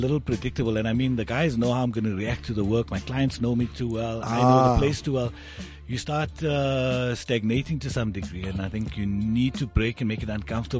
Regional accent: Polokwane, Limpopo, South Africa; growing up in Polokwane

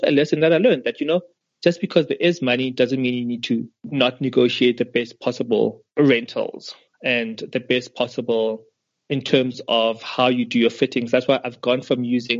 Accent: South Africa; we as South African and African designers

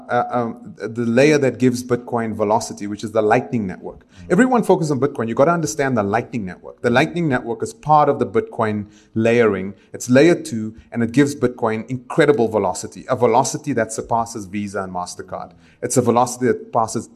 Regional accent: Johannesburg, Gauteng, South Africa; moved away; also born or lived in Israel; When I grew up in El Dorado Park, my purview was Dickies jeans, Superga shoes, white wall rims, and cassette decks

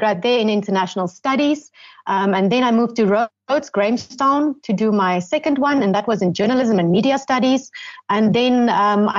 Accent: Gobabis, Omaheke, Namibia; also born or lived in Stellenbosch, South Africa / South Africa; now in Windhoek, Namibia; I was born in Stellenbosch, South Africa, but we moved to Namibia when I was really small because my dad always wanted to come back to his heartland and start farming. So we moved to a very, very tiny town called Gubabis in the east of the country. And I grew up between Gubabis and the farm.

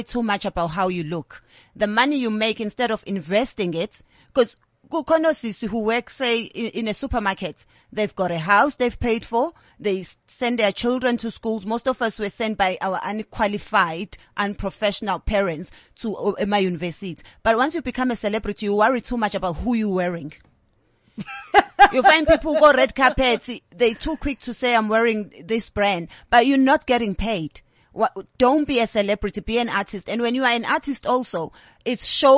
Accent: South Africa; accent: South African; now in London, United Kingdom; I've still got my South African accent. I still speak to my South African people.

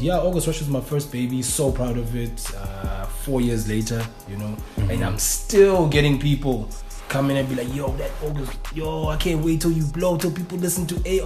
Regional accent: Cape Town, Western Cape, South Africa; we're from Cape Town, which is the mecca of South African hip hop

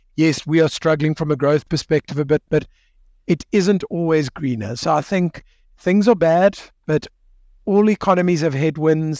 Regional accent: South Africa; as a South African

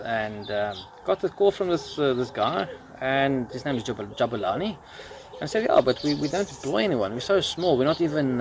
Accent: Johannesburg, Gauteng, South Africa; I was born and bred in Johannesburg

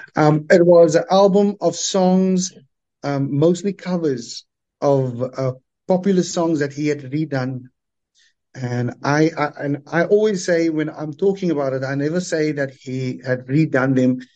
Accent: Cape Town, Western Cape, South Africa; growing up in the Cape Flats, every school had the do up groups

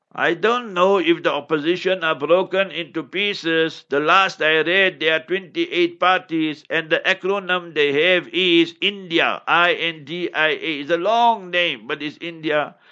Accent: South Africa; I grew up in African township

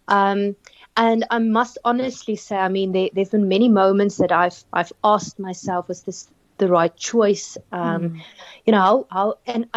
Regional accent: Pretoria, Gauteng, South Africa; moved away as an adult; also born or lived in Stellenbosch; growing up in Pretoria, moving to Stellenbosch

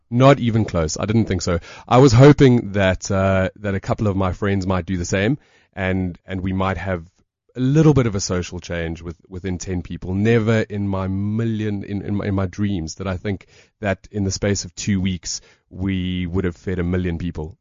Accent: South Africa; We're from South Africa

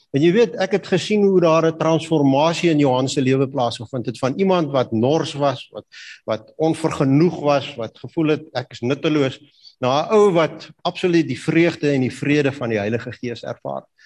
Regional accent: Kalahari, Northern Cape, South Africa; ek het groot geword in die Kalahari

